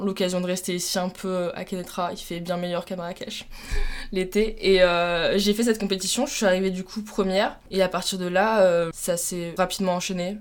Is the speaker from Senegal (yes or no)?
no; Troyes, Grand Est, France; moved away as an adult; now in Toulouse, France; je suis originaire de Troyes